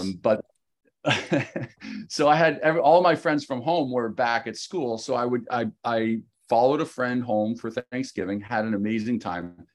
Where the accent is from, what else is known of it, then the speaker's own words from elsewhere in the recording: Ottawa, Ontario, Canada; moved away as an adult; also born or lived in New York, United States; I was born and raised in Canada